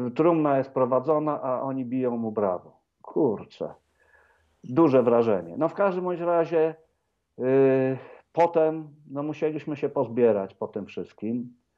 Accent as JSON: {"language": "Polish", "town": "Wrocław", "region": "Lower Silesian Voivodeship", "country": "Poland", "tie": "born or raised there", "moved": "yes", "said": "Radia Wrocław, mojego rodzinnego miasta"}